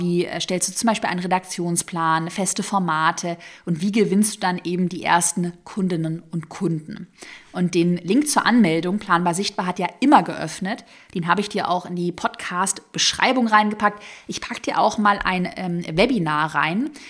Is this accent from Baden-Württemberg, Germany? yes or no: yes; Tübingen, Baden-Württemberg, Germany; also born or lived in Sigmaringen; Ich bin ja in Sigmaringen, falls es irgendjemandem was sagt, bin ich geboren und aufgewachsen in Tübingen